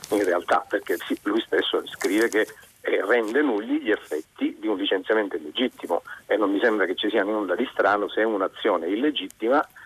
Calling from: Catania, Sicily, Italy; …, siamo da Catania

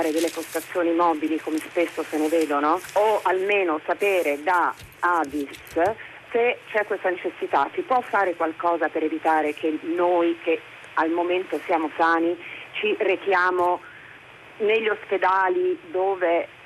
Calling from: Rome, Lazio, Italy; siamo da Roma.

